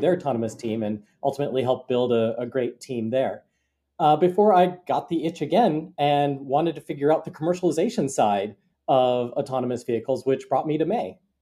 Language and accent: English; Bloomington, Minnesota, United States; moved away as an adult; also born or lived in Cambridge, Massachusetts; now in Ann Arbor, United States; I grew up in, uh, Bloomington, Minnesota.